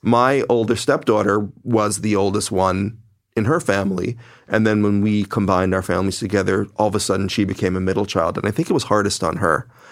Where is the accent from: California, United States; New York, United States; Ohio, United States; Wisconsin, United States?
New York, United States; New York City; we all come from multicultural, extremely left wing and liberal Brooklyn